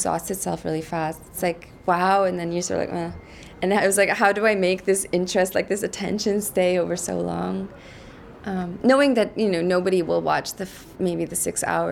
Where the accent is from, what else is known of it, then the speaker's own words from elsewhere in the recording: Canada; moved away as an adult; now in Brussels, Belgium; I'm Canadian. I'm born in Canada